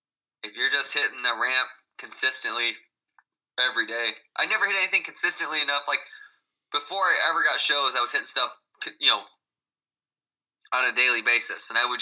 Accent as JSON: {"language": "English", "region": "Midwest", "country": "United States", "said": "because I was from the Midwest."}